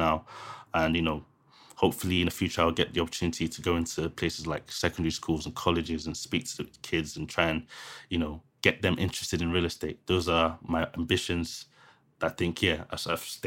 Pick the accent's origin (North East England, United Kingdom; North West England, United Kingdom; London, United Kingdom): London, United Kingdom; I lived in Thamesmead, which is where I grew up in Thamesmead